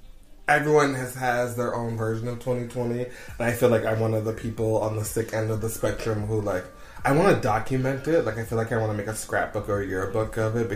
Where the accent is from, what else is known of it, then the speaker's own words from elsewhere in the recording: Cincinnati, Ohio, United States; moved away as an adult; now in Beijing, China; I'm originally from Cincinnati, Ohio, in the United States.